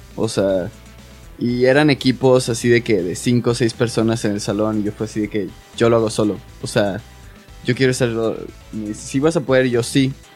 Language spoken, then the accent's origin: Spanish; Mexico